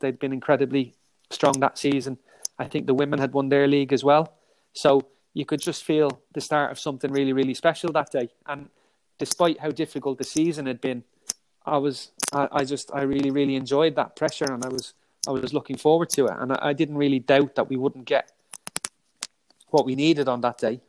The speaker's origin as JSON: {"language": "English", "country": "Ireland", "said": "being Irish"}